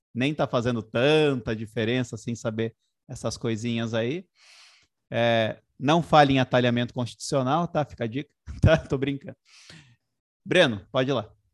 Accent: Sorocaba, São Paulo, Brazil; na minha cidade natal, lá em Sorocaba

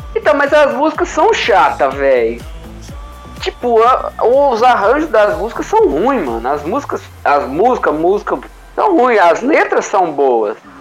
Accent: Belo Horizonte, Minas Gerais, Brazil; Belo Horizonte, né? Minha terra

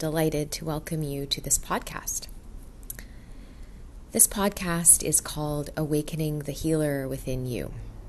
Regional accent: Vancouver, British Columbia, Canada; I was born in Vancouver, Canada

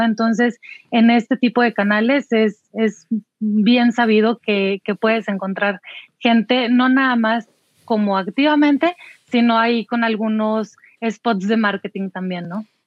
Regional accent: Saltillo, Coahuila, Mexico; en Saltillo, de donde yo soy originaria.

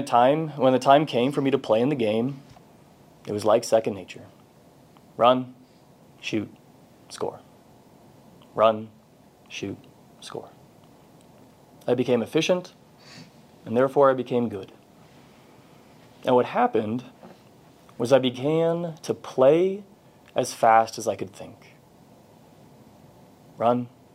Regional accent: Texas, United States; I grew up in Texas

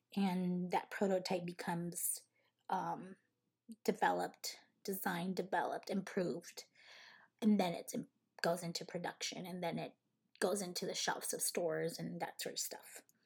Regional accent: Cananea, Sonora, Mexico; moved away as an adult; also born or lived in Los Angeles, California / Las Vegas, Nevada; I was, uh, raised in Sonora, Mexico, in a small little town called Cananea, Sonora

